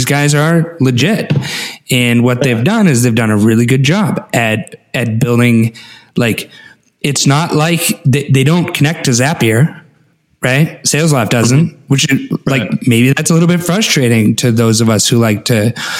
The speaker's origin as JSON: {"language": "English", "region": "Alaska", "country": "United States", "tie": "born or raised there", "said": "I grew up in Alaska"}